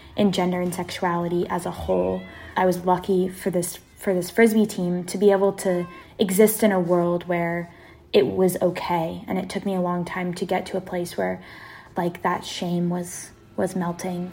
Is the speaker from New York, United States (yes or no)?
no; Seattle, Washington, United States; also born or lived in East Coast (Wesleyan University); I'm from Seattle, Washington. I was born and raised in South Seattle